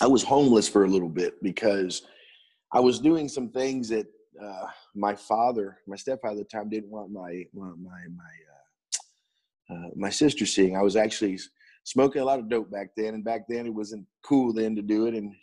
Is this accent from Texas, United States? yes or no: yes; Pasadena, Texas, United States; I was born and raised in Pasadena High School, born in Pasadena, Texas